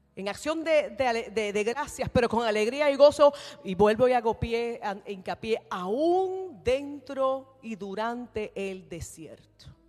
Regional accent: Puerto Rico; yo soy nacida y creada en la iglesia Discípulos de Cristo en Puerto Rico

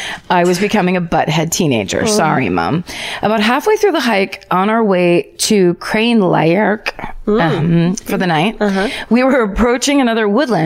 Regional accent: Northern Ireland, United Kingdom; now in Scotland, United Kingdom; I'm going to start off with a fun fact that I grew up in County Tyrone, Northern Ireland, the same as Typhoid Mary.

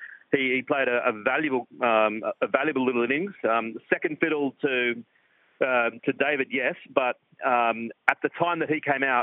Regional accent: Australia; as an Australian fan, every time he gets the ball, then you get a sense of confidence.

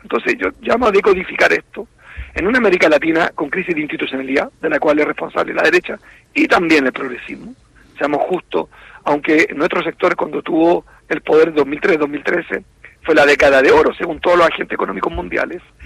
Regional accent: Chile; Me cuesta estar en mi país

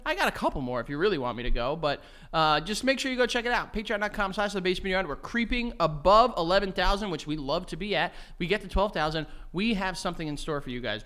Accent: United States; I am American, but I am also of Colombian, Greek, and Egyptian descent

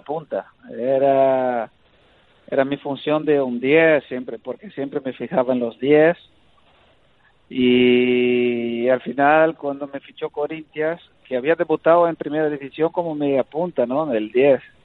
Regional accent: Brazil; moved away; also born or lived in Spain; no he dejado de ser brasileño, sigo siendo brasileño

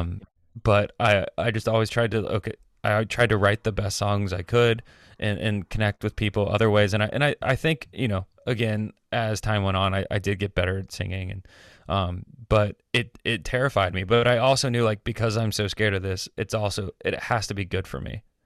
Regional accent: Atlanta, Georgia, United States; moved away as an adult; also born or lived in Miami / Athens, Georgia / New York / Nashville; I grew up in Atlanta

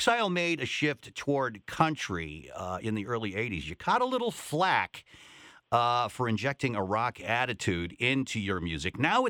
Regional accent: Salt Lake City, Utah, United States; I grew up in Salt Lake City, which is a pretty conservative place

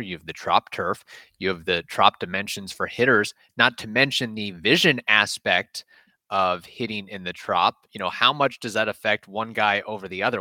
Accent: United States; as an American

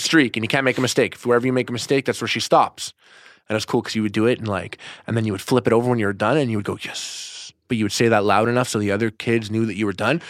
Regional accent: Montreal, Quebec, Canada; I'm from Montreal, Canada.

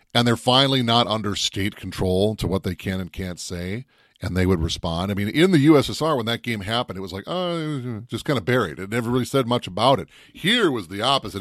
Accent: Minnesota, United States; If I wasn't from Minnesota

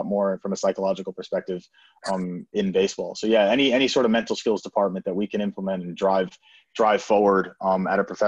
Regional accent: New York, United States; I grew up in New York in the States

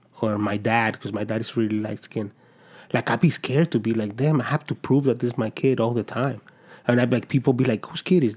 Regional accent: Dominican Republic; now in United States; I grew up in Dominican Republic

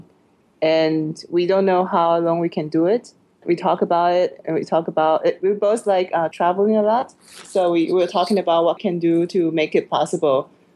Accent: Taiwan; moved away as an adult; also born or lived in Beijing; I grew up in Taiwan in a really poor family.

